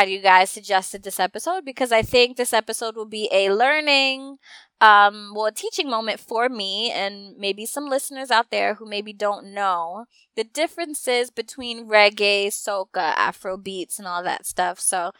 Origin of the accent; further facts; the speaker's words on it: New Jersey, United States; I'm from New Jersey.